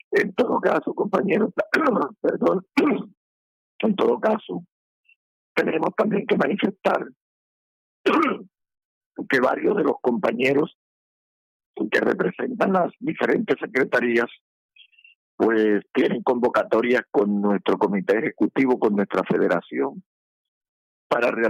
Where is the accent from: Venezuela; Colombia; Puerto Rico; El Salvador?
Colombia; personas que nos quieren representar como magisterio colombiano, como educación pública